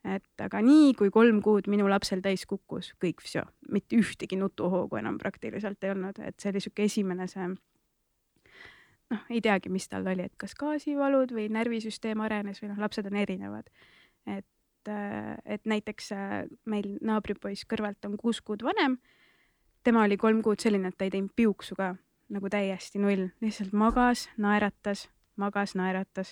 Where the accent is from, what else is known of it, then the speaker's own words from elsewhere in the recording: Tallinn, Harju County, Estonia; olen üles kasvanud Nõmmel, no laagris seal